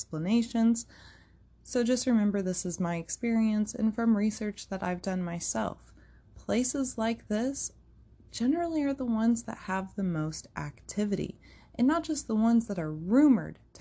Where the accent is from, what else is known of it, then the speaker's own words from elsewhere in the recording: United States; as an American society